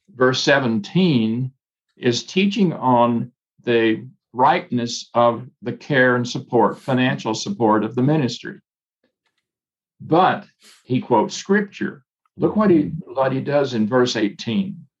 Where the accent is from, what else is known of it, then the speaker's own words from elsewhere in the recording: Northeast Mississippi, United States; I was in my home where I was born and raised in Northeast Mississippi.